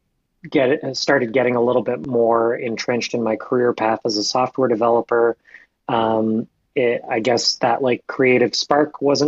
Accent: Atlantic Canada, Canada; moved away as an adult; now in Ottawa, Canada; when I was a young teenager growing up in Atlanta, Canada

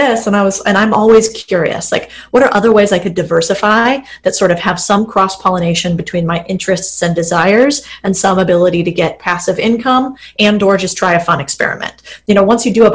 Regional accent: Arizona, United States; I'm from Arizona

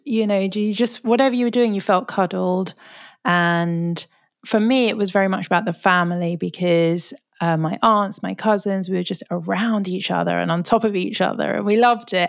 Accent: London, United Kingdom; I'm sort of born and bred Londoner

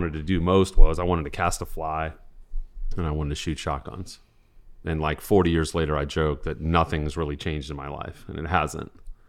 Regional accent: Midwest, United States; That wasn't the case back then, especially for some kid growing up in the Midwest.

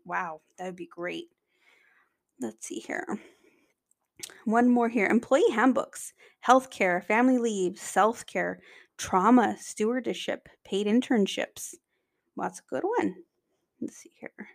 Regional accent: California, United States; I come from California, I'm in Los Angeles

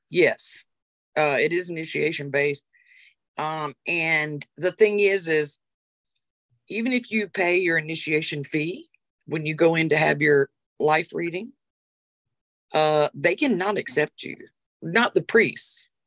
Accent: Rock Hill, South Carolina, United States; I was raised in Rock Hill, South Carolina. Back when I was raised, it was about this big. And I was raised in a Southern Baptist church. Um, I left the church at 10

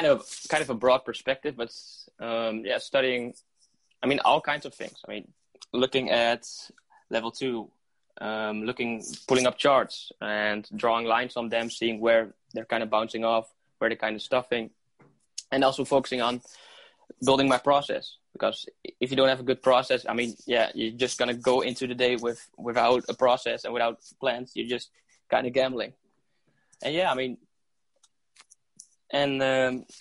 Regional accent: Haaksbergen, Overijssel, Netherlands; I'm from the Netherlands, so I'm a little Dutch bastard.

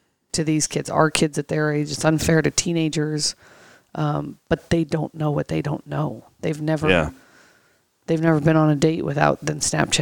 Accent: Los Angeles, California, United States; I came here from Los Angeles, California.

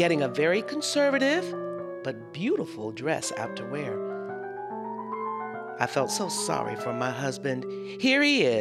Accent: Minnesota, United States; I was born in Minnesota, across the St. Croix River

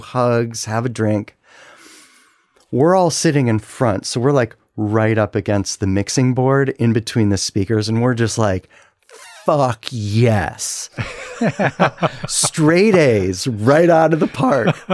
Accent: Cleveland, Ohio, United States; moved away; also born or lived in Washington, D.C.; I'm from Cleveland.

